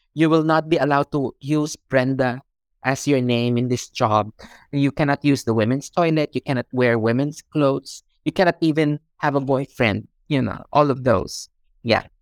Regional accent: Philippines; moved away as an adult; now in Hong Kong; I was born in the Philippines. I also grew up in the Philippines

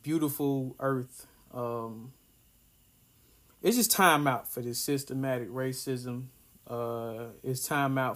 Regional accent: Ripley, Tennessee, United States; moved away; my hometown, Ripley, Tennessee.

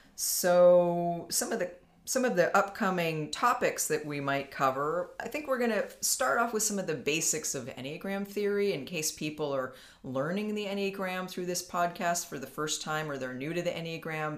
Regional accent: Palo Alto, California, United States; also born or lived in San Francisco; was born in Palo Alto. I live in California. I've lived in California most of my life

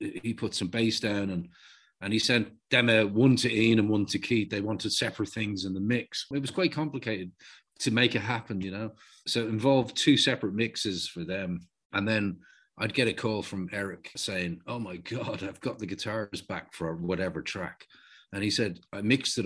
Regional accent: Dublin, Leinster, Ireland; I'm from Walkinstown.

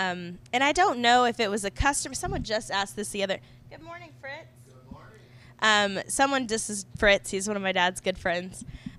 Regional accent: The Woodlands, Texas, United States; moved away as an adult; also born or lived in Austin, Texas; now in Galveston, United States; I grew up in Austin for when I was little, and then in the Woodlands mostly. So I didn't move here until after I graduated college. So really only been here about 5 years.

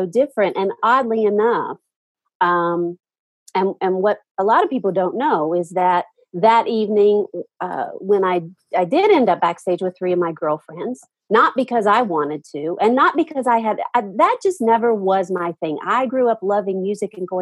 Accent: Nashville, Tennessee, United States; I grew up in Nashville

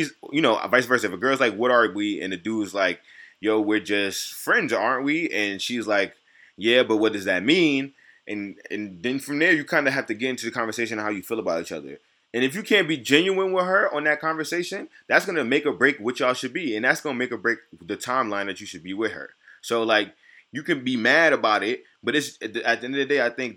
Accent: New York City, New York, United States; I'm from New York City

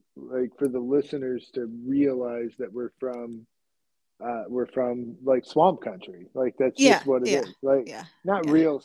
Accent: Southern Indiana, United States; moved away; also born or lived in Kentucky; Southern Indiana, which is where we're from. Like we're on the border with Kentucky and then we lived in Kentucky for a long time

